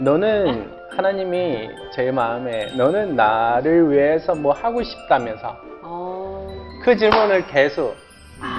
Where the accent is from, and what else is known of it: China; Korean is a second language; moved away as an adult; now in South Korea